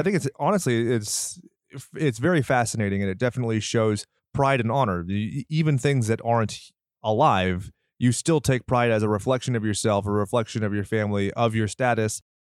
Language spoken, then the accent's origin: English; United States